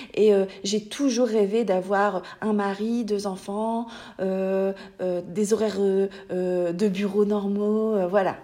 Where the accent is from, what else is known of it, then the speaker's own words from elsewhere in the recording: Hauts-de-France, France; accent: ch'ti; j'habite dans le nord de la France. D'ailleurs, vous allez entendre mon magnifique accent